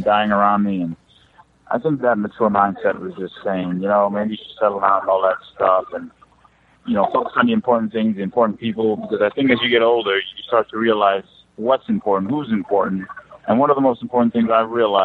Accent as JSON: {"language": "English", "country": "Jamaica", "said": "I'm Jamaican."}